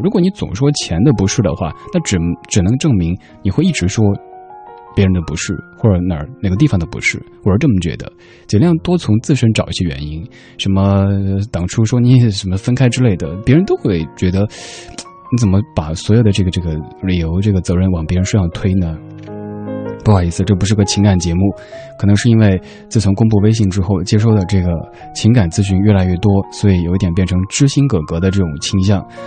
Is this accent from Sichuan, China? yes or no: yes; Sichuan, China; accent: Sichuanese; first language Sichuanese; 我的家乡话，四川话